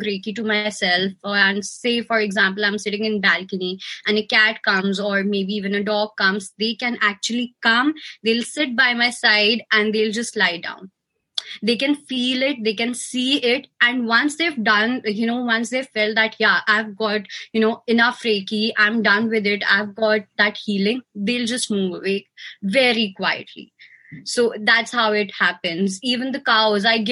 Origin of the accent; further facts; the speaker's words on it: India; I'm from India